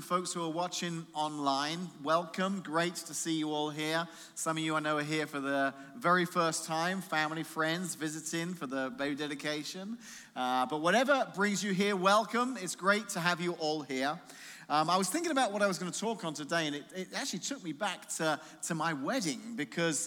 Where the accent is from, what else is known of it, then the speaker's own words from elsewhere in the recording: England, United Kingdom; moved away; being English